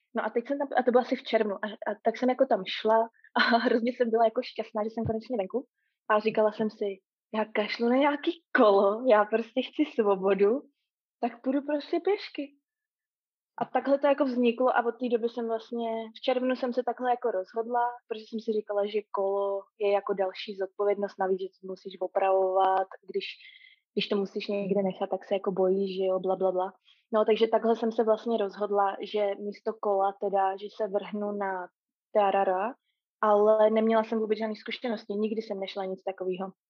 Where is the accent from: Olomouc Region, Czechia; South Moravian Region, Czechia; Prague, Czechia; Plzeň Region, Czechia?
Prague, Czechia; moved away as an adult; now in Auckland, New Zealand; jsem původem z Prahy